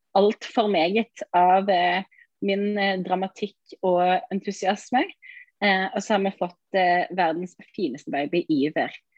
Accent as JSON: {"language": "Norwegian", "town": "Sauda", "region": "Rogaland", "country": "Norway", "moved": "yes", "lives_now": "Ålesund, Norway", "said": "jeg er egentlig fra Sauda"}